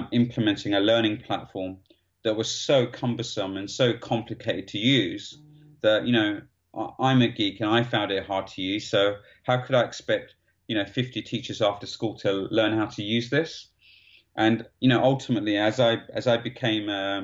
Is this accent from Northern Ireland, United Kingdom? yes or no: no; London, United Kingdom; I grew up in East London